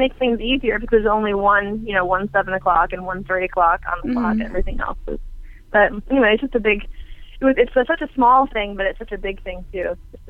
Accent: Flint, Michigan, United States; now in Houston, United States; I'm originally from Flint, Michigan, and I currently live in Houston, Texas.

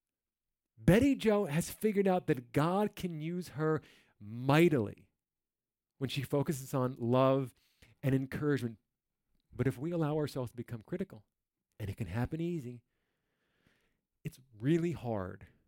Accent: New Jersey, United States; I'm from New Jersey.

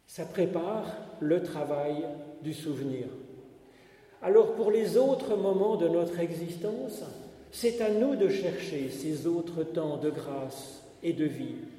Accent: Paris, Île-de-France, France; il a fait ses études dans le même lycée que moi, le lycée Condorcet à Paris

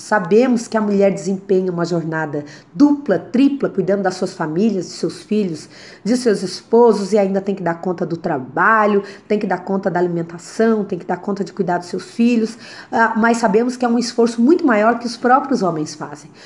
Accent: Criciúma, Santa Catarina, Brazil; nasci na cidade de Criciúma, é, onde fui criada, educada e aqui estou hoje

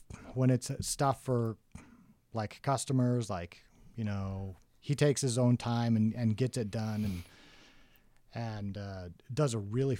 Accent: Bountiful, Utah, United States; In Bountiful.

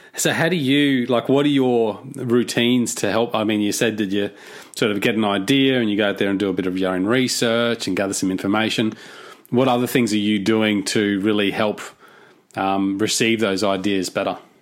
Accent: Cairns, Queensland, Australia; I'm from Cairns, which I'm not sure if you're familiar with. But Cairns is at the north of Australia, very tropical, very humid

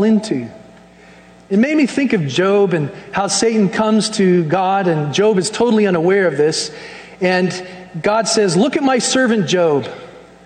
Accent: United States; us as American Christians

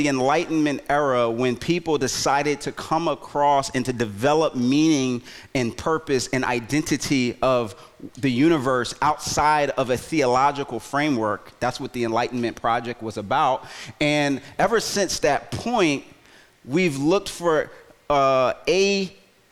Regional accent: Philadelphia, Pennsylvania, United States; moved away; Philly, my hometown

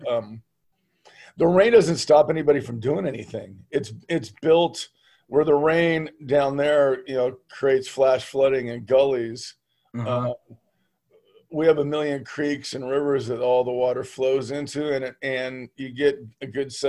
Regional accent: San Juan Capistrano, California, United States; moved away as an adult; also born or lived in Orange County; now in Gold Beach, United States; I was born and raised in the San Juan Dana Point area

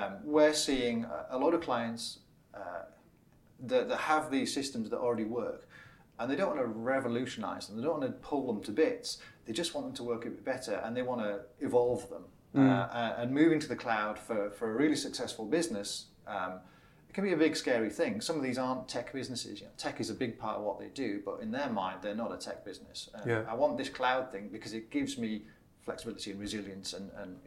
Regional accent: Middlesbrough, North East England, United Kingdom; moved away as an adult; also born or lived in Reading; So I'm from Middlesbrough, of all places.

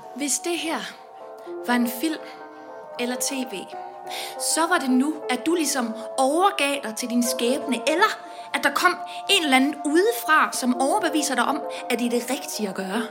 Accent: Vestbjerg, North Denmark Region, Denmark; jeg kommer fra Vestbjerg uden for Aalborg

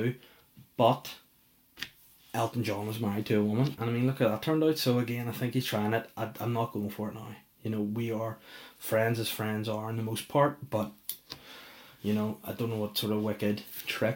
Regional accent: Belfast, Northern Ireland, United Kingdom; moved away; I'm pretty well known back in Belfast. I'm from Belfast, mate.

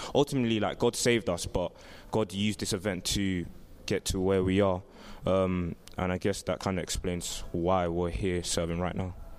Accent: London, United Kingdom; I'm from Southwest London. I live in Brixton

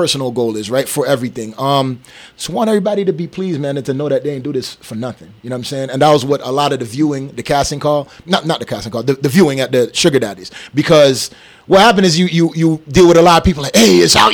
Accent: St. Kitts & Nevis; also born or lived in U.S. Virgin Islands; now in Las Vegas, United States; I'm from St. Kitts

